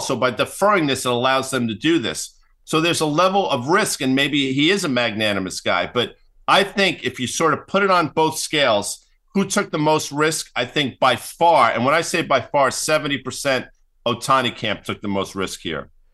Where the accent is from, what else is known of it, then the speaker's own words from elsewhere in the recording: New York, United States; moved away as an adult; now in New Jersey, United States; I grew up in New York. I live in New Jersey